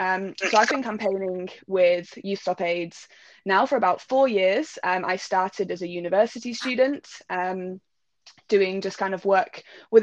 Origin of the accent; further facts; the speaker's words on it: Manchester, North West England, United Kingdom; now in London, United Kingdom; UK, so I'm originally from Manchester, but I'm based in London at the minute. So, yeah, coming to you from London.